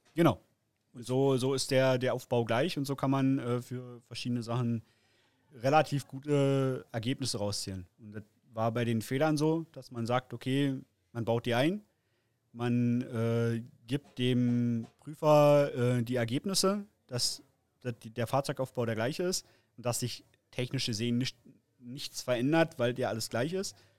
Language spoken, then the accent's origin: German; Frankfurt, Brandenburg, Germany; komme aus äh, Frankfurt-Oder, ist direkt eigentlich in Brandenburg an der polnischen Grenze